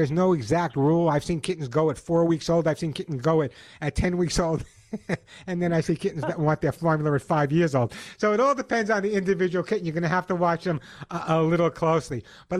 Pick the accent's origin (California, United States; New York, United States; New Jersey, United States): California, United States; Santa Monica; You know, there's a very, very large English population in my hometown of Santa Monica.